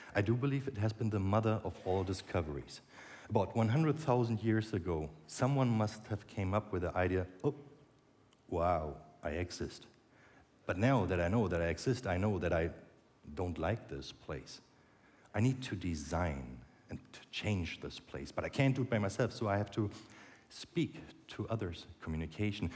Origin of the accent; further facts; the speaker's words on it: Berlin, Germany; in Berlin, my hometown